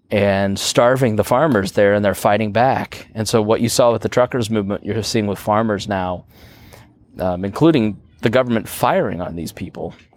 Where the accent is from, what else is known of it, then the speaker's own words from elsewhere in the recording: Plainfield, Indiana, United States; I grew up in Plainfield, Indiana